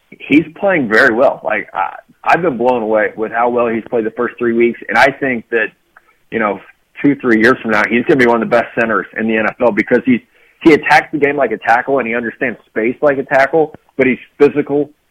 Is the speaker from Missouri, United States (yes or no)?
yes; Missouri, United States; I'm from Missouri